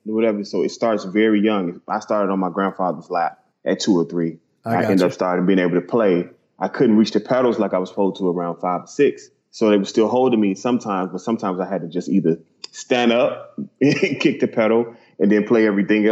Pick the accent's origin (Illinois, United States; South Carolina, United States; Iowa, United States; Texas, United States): Illinois, United States; Maywood; I was born and raised in Chicago in a small town like Maywood, Illinois